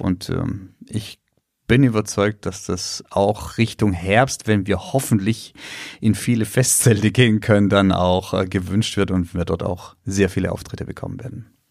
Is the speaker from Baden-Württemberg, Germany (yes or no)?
yes; Pforzheim, Baden-Württemberg, Germany; born or raised there